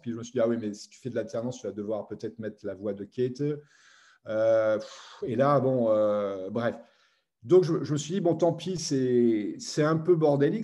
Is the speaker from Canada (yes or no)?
no; Metz, Grand Est, France; moi je venais de Metz, hein, je n'ai pas de Paris